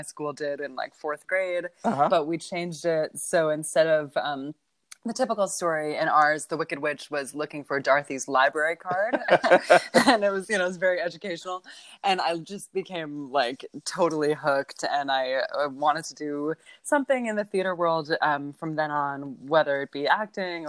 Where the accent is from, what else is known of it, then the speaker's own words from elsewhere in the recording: Los Angeles, California, United States; I grew up in Los Angeles